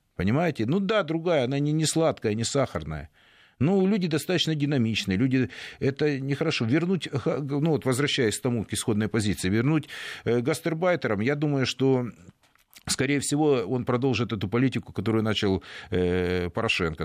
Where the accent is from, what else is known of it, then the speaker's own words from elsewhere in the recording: Donetsk, Donetsk Oblast, Ukraine; moved away; моему родному городу